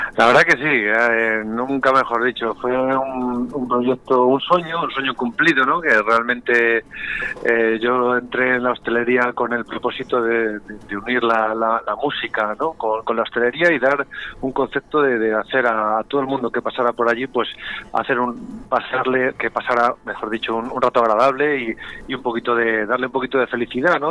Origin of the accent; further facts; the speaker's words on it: Valladolid, Castile and León, Spain; Los vallisoletanos, los pucelanos y pucelanas somos muy, muy, muy pucelanos